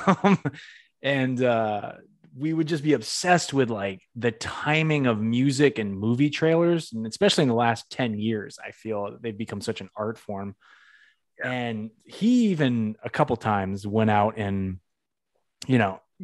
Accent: Northeast, United States; I'm from the Northeast

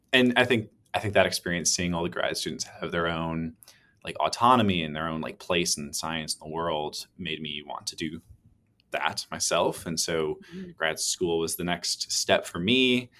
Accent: Wisconsin, United States; now in Seattle, United States; I grew up in Wisconsin on the shores of Lake Michigan

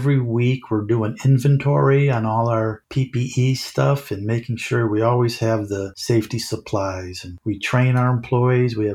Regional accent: Chicago, Illinois, United States; I'm from Chicago and got to Chicago

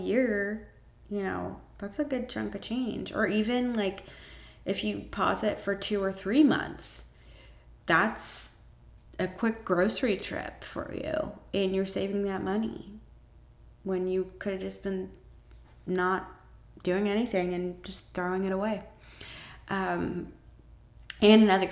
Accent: Savannah, Georgia, United States; now in Atlanta, United States; my hometown in Savannah

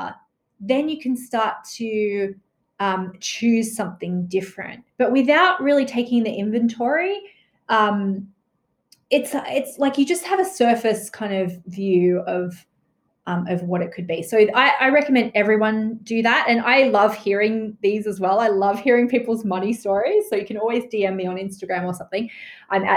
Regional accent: Australia; growing up in Australia

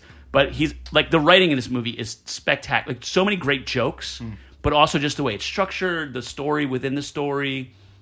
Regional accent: New Jersey, United States; growing up in Jersey

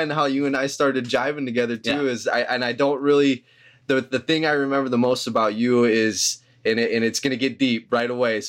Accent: Sioux Falls, South Dakota, United States; also born or lived in Denver; Born and raised in Sioux Falls, yep. Man. Can't really complain about where I grew up. It's a beautiful place.

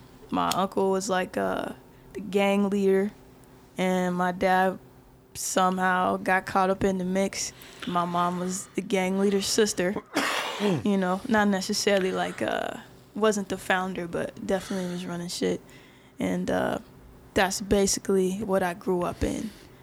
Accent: Denver, Colorado, United States; born and raised in Denver.

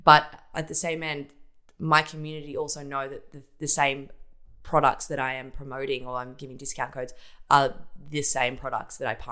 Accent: Geelong, Victoria, Australia; I grew up in Ocean Grove in Geelong, on the coast

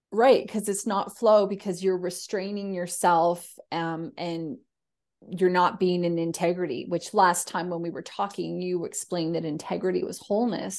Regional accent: Canada; now in Australia; being Canadian in Australia

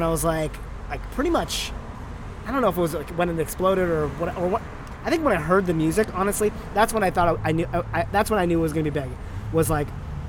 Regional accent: India; I'm Indian. Like, let's just do, like, let's take advantage of everything we got. Let's do a Bollywood thing.

